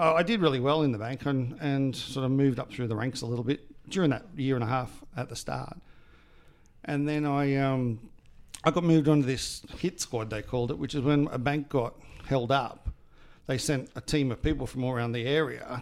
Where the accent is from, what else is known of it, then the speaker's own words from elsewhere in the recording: Australia; moved away as an adult; I was from Australia